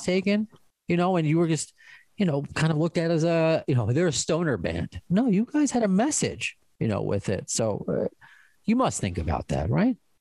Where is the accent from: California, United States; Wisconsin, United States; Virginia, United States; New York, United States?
New York, United States; I'm also Jewish from New York